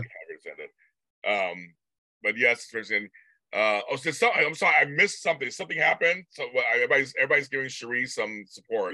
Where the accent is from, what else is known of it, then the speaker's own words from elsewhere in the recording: United States; I'm from America.